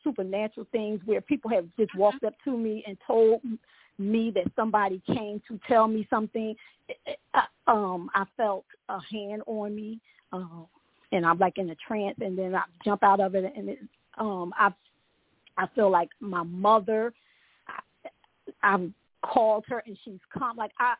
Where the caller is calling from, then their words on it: Orlando, Florida, United States; I'm in Orlando, Florida.